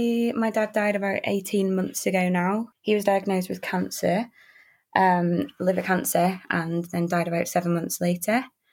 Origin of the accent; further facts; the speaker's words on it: London, United Kingdom; now in Manchester, United Kingdom; I live in Manchester, but I'm originally from London